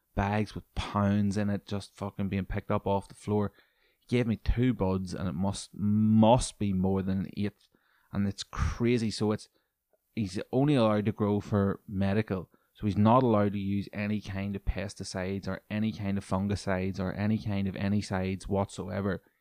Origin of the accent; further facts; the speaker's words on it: Newry, Northern Ireland, United Kingdom; my hometown of Newry